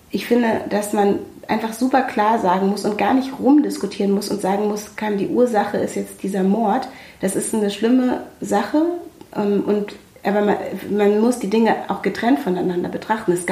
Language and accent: German; Germany; Und ich bin Deutsche. Deutsche. Ich kann mich in meinem eigenen Land nicht frei bewegen.